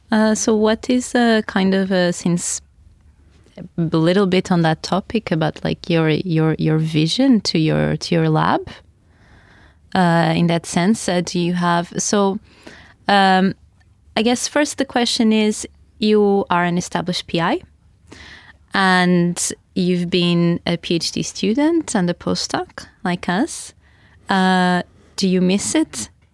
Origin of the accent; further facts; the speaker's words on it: Portugal; now in Oslo, Norway; although we are from the south of Europe, Portugal and Spain respectively